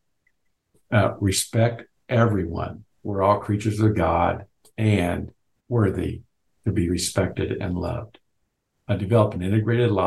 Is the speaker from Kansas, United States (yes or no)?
yes; Lawrence, Kansas, United States; I grew up in Lawrence, Kansas, where the University of Kansas is